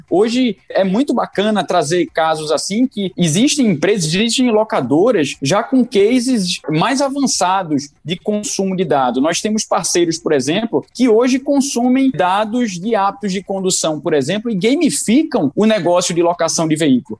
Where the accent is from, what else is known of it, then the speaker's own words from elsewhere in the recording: Pernambuco, Brazil; accent: Pernambucano; meu sotaque não, não, não me deixa negar que eu sou que eu sou pernambucano